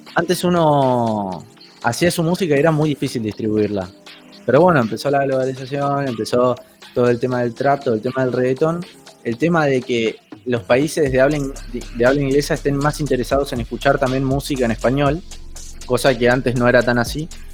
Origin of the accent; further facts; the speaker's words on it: Buenos Aires, Argentina; Soy de Argentina, Buenos Aires. Eh, siempre viví acá de chiquito.